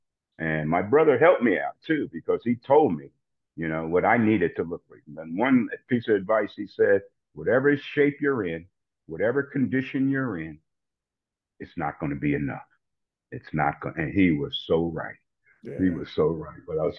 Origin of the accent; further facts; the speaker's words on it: New Jersey, United States; And so, I'm a Baptist from New Jersey.